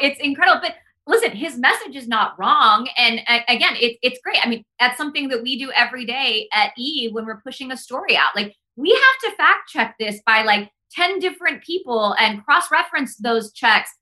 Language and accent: English; Hurst, Texas, United States; English is a second language; moved away as an adult; also born or lived in Fort Worth, Texas / Washington, D.C.; my hometown of like Hearst, Texas